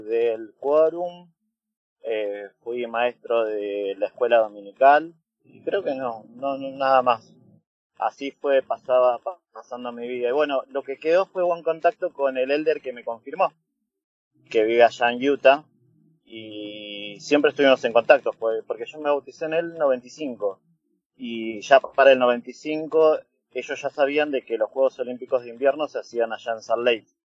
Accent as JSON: {"language": "Spanish", "region": "Buenos Aires", "country": "Argentina", "tie": "born or raised there", "also_born_or_lived": "Bolivia", "said": "yo nací en Bolivia. Me trajeron eh, cuando tenía dos años acá a Buenos Aires"}